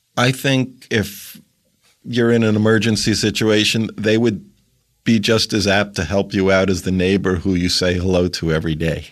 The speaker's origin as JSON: {"language": "English", "town": "New York City", "region": "New York", "country": "United States", "tie": "born or raised there", "also_born_or_lived": "Maryland", "said": "I grew up in Queens"}